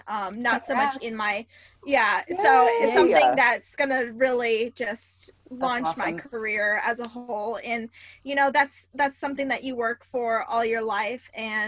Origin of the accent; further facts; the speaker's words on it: California, United States; I'm from California, so a lot of big cases happened in California.